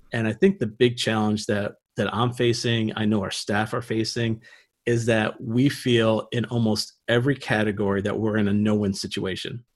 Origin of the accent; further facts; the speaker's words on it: Niagara Falls, New York, United States; moved away as an adult; also born or lived in Pennsylvania / Ohio; I'm actually from Niagara Falls, New York